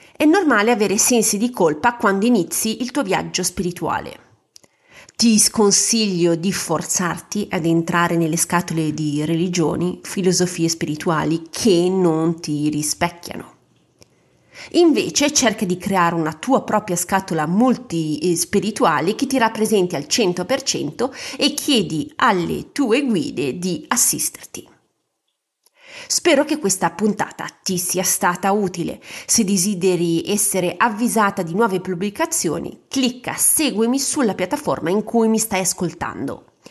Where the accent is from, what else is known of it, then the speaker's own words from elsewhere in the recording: a small Ligurian town, Italy; vivevo in una cittadina ligure molto cattolica Immagina che la comunità cattolica del mio paese